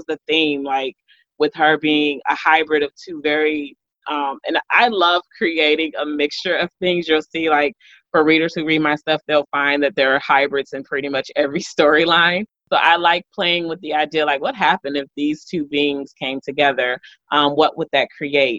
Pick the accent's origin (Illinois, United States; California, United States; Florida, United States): Illinois, United States; Chicago; I am born and raised, you know, in Chicago